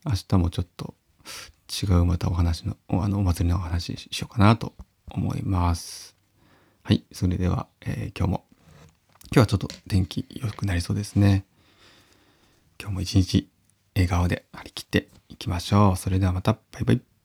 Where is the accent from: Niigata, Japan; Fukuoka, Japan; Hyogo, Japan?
Niigata, Japan; Uonuma area; 私のふるさと、まあ、魚沼の方の、えー、まあ、田中金ヶ沢っていう地域なんですけど